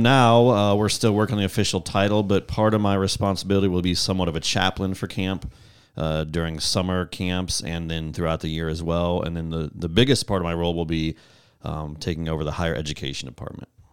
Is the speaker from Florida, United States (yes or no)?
no; Northwest Iowa, United States; moved away as an adult; Northwest Iowa, boy. Grew up on a farm